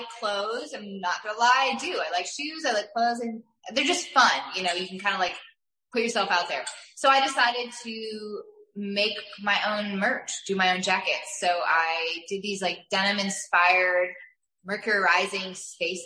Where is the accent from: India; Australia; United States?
United States; New York; moved away; I'm from New York, so I got to go back home and visit with my family a bit